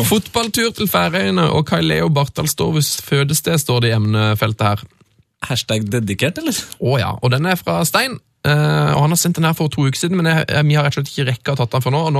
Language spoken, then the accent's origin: Norwegian; Levanger, Trøndelag, Norway; Så kommer vi tilbake til det at vi er fra Levanger, som dere ofte har omtalt i programmet deres.